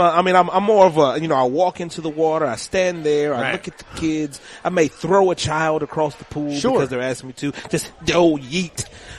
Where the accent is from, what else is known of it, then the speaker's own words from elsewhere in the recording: Louisiana, United States; now in Hammond, United States; I just moved to South Louisiana. You know, I came from North Louisiana. I'm in Hammond now